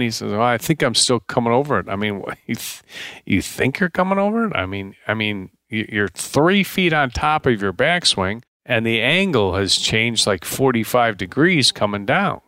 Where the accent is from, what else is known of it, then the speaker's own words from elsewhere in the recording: Deerfield, Illinois, United States; moved away; also born or lived in Paradise Valley, Arizona; I grew up in Deerfield, Illinois